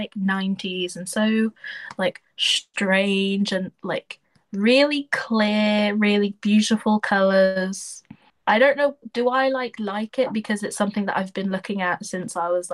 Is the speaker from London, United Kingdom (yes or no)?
no; Deeping, East of England, United Kingdom; also born or lived in Spalding / Peterborough; I grew up in Deep. I went to like primary school in Deeping, then I went to secondary school in Spalding, but I'm from Peterborough